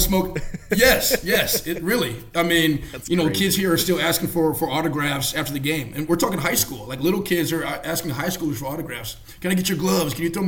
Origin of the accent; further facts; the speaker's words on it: California, United States; moved away as an adult; also born or lived in Ohio; my mom is originally from Ohio, so I was born and raised a Buckeye in California